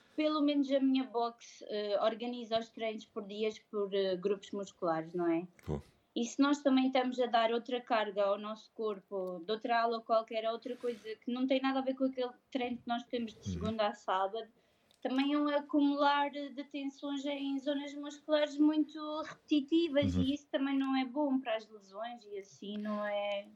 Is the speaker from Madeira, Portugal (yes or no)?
yes; Madeira, Portugal; now in Coimbra, Portugal; eu não sou de cá, eu sou madeirense